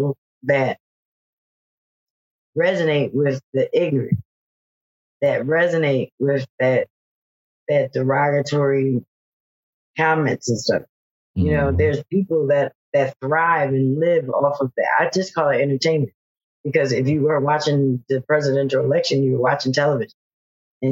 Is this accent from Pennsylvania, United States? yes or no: yes; Philadelphia, Pennsylvania, United States; I'm from Philadelphia